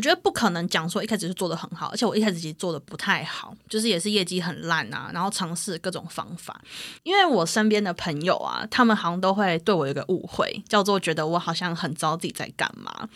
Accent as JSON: {"language": "Chinese", "region": "Taipei", "country": "Taiwan", "tie": "born or raised there", "said": "因为我是从小在台北长大的人"}